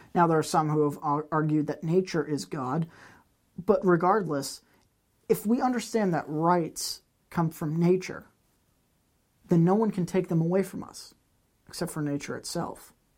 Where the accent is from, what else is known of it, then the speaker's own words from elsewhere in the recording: United States; As an American